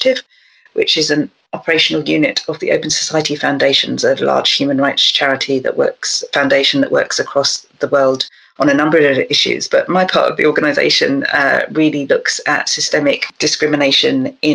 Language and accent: English; London, United Kingdom; I grew up in South London, so with somewhere with a very long tradition of concerns around disproportionate policing